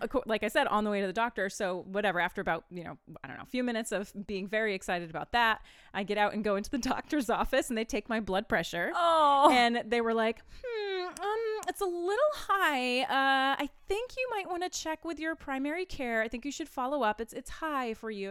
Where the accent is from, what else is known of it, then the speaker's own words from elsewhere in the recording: Maine, United States; the band is all we're all from Maine.